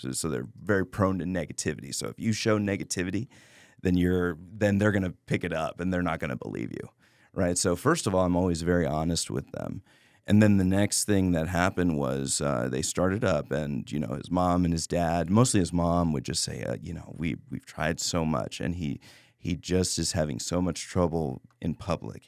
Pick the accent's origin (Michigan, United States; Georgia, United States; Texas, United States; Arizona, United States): Texas, United States; Laredo; I grew up in Laredo